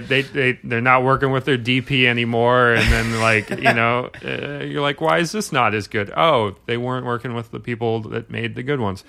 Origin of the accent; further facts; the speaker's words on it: New York City, New York, United States; I grew up in Brooklyn.